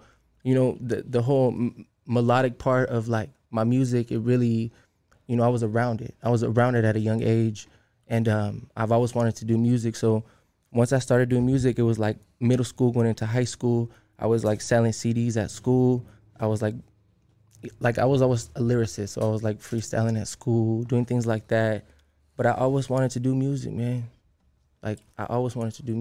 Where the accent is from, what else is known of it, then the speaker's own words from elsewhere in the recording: Oceanside, California, United States; where I grew up at in Oceanside is referred to as like the Mid Valley area